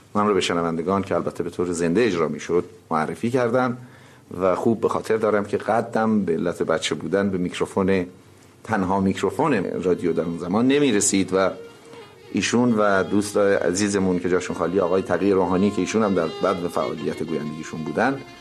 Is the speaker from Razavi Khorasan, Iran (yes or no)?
no; Tehran, Tehran Province, Iran; چهل سال قبل در تهران خیابان شاهباد به دنیا آمدم